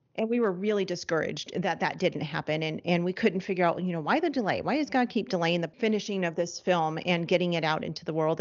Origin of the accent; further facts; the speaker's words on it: Los Angeles, California, United States; moved away; we're from Los Angeles, we're no longer in Los Angeles, but that's where we're from